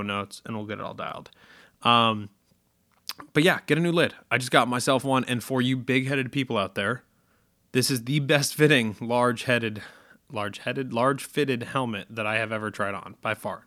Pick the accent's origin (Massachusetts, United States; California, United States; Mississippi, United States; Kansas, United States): Massachusetts, United States; they are based in Massachusetts, which is, uh, my home state